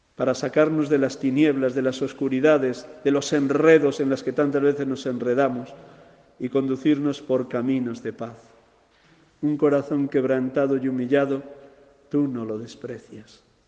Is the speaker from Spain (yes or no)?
yes; Segovia, Castile and León, Spain; mi tierra de Segovia